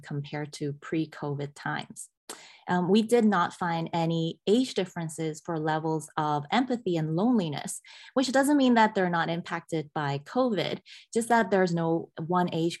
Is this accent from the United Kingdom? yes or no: no; Hong Kong; moved away; as a teenager growing up in Hong Kong